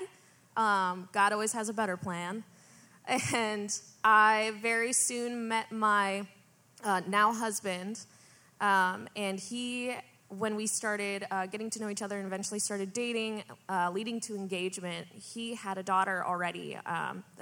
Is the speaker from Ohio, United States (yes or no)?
no; Rockford, Illinois, United States; I'm from Rockford as well